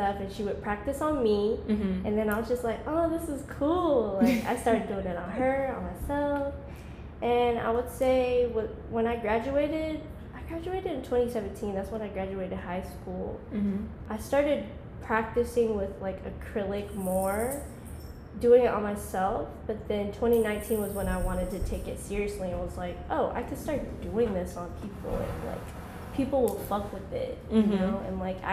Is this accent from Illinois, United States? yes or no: no; Covington, Georgia, United States; also born or lived in California / Cambodia (parents); I was born in Cali. My parents are from Cambodia. I've been living in Georgia since I was like 6 years old. I'm 22 now, so that's like, it's been a minute. So basically, I'm raised in Georgia. I was like growing up in Covington, small town.